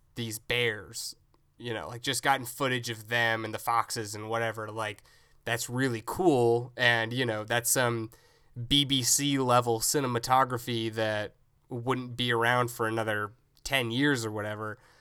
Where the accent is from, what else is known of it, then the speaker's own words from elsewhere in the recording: Tennessee, United States; growing up in Tennessee